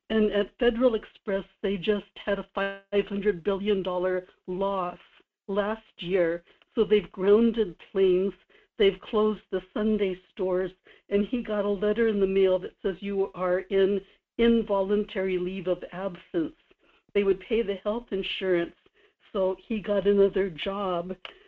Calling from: Kodiak, Alaska, United States; in Kodiak.

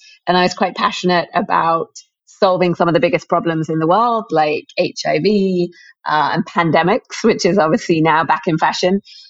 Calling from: Mumbai, Maharashtra, India; I am here in Mumbai and excited to talk about fintech and all things finance.

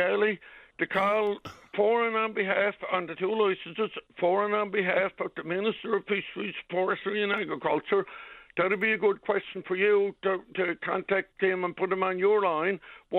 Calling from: St. Bride's, Newfoundland and Labrador, Canada; I'm calling you from St. Bride's.

